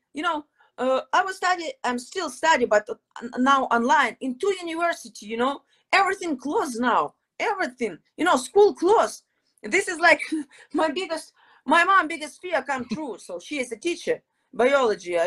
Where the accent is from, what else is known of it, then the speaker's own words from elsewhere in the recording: Odesa, Odesa Oblast, Ukraine; English is a second language; moved away; also born or lived in Crimea / Mykolaiv; my hometown is Odessa, beautiful city, huge city, more than 1 million people in the city